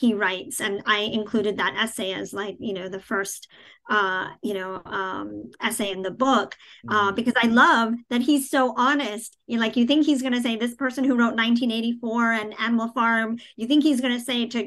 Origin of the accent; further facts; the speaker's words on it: New York City, New York, United States; moved away; also born or lived in New Jersey; I grew up in Queens, in New York City, in a very diverse, you know, I grew up in the most diverse county in the country